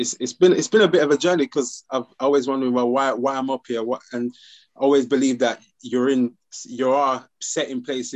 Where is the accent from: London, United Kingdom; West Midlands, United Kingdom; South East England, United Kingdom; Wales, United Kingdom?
West Midlands, United Kingdom; Birmingham; now in Sheffield, United Kingdom; I'm from Birmingham side